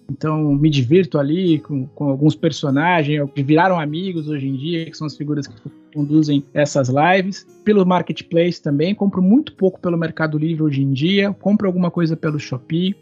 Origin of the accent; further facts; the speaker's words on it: Campinas, São Paulo, Brazil; Eu sou de Campinas, uma cidade que fica a cem quilômetros de São Paulo